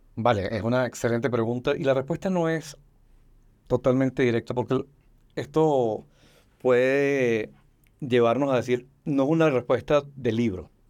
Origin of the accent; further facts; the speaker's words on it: Venezuela; now in Mexico; Soy venezolano de nacimiento y mexicano de, corazón y de decisión